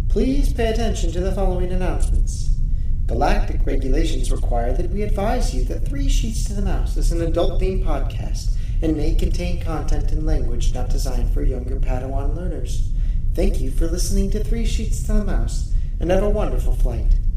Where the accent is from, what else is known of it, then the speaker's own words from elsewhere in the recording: St. Louis, Missouri, United States; moved away; my hometown, St. Louis